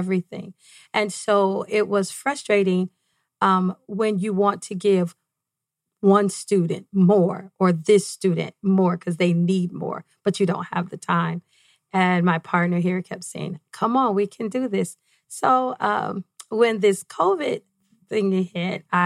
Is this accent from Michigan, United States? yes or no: yes; Detroit, Michigan, United States; moved away as an adult; now in Arizona, United States; I grew up in Detroit, Michigan, right off 8 Mile